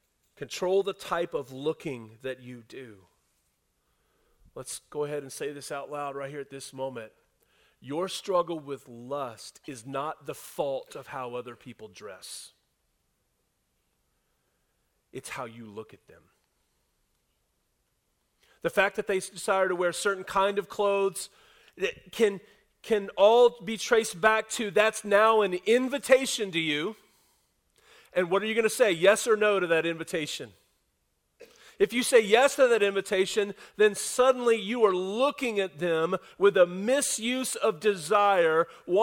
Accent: the South, United States; I was raised in the South, and I was raised by a thoughtful and intentional mom and dad and grandparents

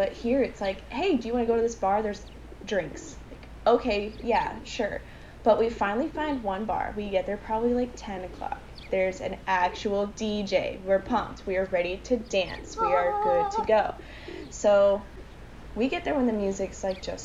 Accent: Jeffersonville, Indiana, United States; moved away as an adult; now in Jacksonville, United States; I am from Jeffersonville, Indiana. For a lot of you that probably don't know where that is, it's just right across the river from Louisville, Kentucky. I grew up in a small house with my parents

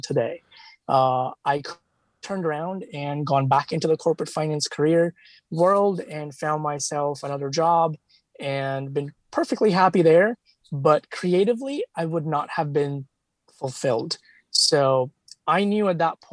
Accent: India; moved away; as a child, back in India, actually, since, you know, because I come from India

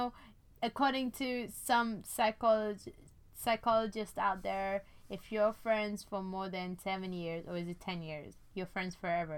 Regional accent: India; now in London, United Kingdom; I was born, you know, in India. I'm from India

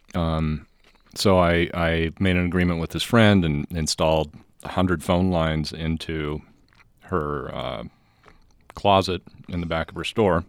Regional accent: Bountiful, Utah, United States; Bountiful. I grew up

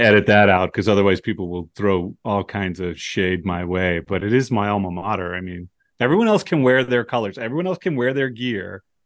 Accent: United States; I'm an American

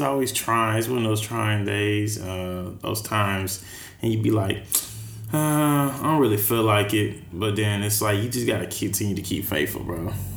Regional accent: Texas, United States; now in San Francisco, United States; I'm from Texas

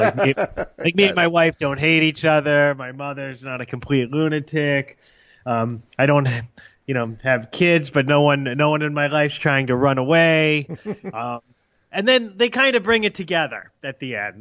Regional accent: New England, United States; also born or lived in Arizona; I grew up in New England.

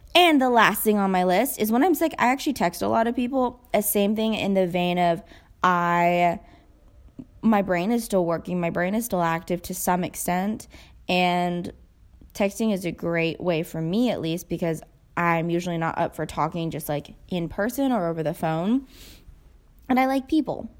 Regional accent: United States; I'm Asian American, so I've grown up watching them

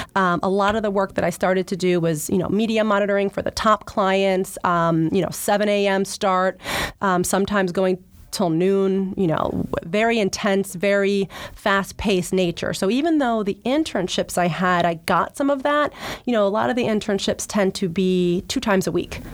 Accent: New Jersey, United States; moved away as an adult; also born or lived in New York; now in Boston, United States; I grew up in New Jersey, was much closer to Philly

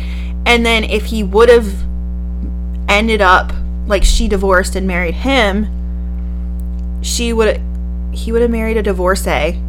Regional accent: United States; I'm American

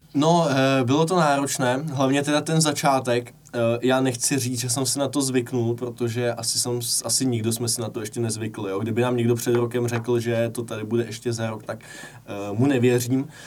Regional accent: Prague, Czechia; jsem z Prahy

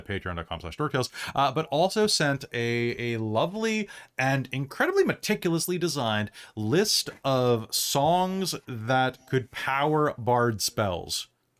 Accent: United States; now in Canada; I'm American

